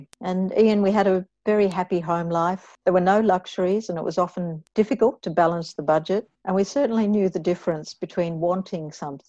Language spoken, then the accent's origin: English; Camperdown, Victoria, Australia; also born or lived in Hawksdale, Victoria / Hampton Park, Victoria / Pakenham, Victoria; I was born in Camperdown, southwest Victoria. My parents were farmers with a 300-acre property in Hawksdale, where we had dairy cattle. When I was 11, my parents sold that property and moved to the southeast of Melbourne